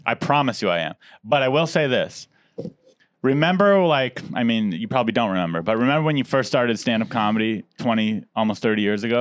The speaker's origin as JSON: {"language": "English", "town": "San Diego", "region": "California", "country": "United States", "tie": "born or raised there", "said": "I grew up in Diego"}